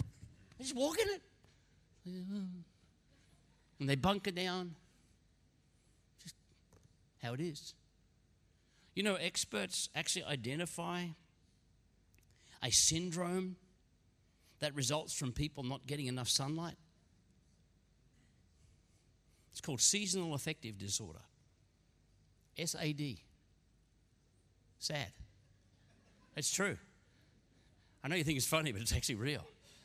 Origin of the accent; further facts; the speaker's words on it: Queensland, Australia; Now, I'm a Queenslander. I don't quite get winter.